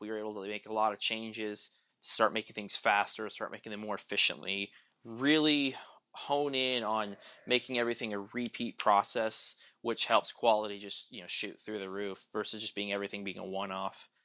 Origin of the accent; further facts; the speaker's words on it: Tulsa, Oklahoma, United States; I grew up in Tulsa.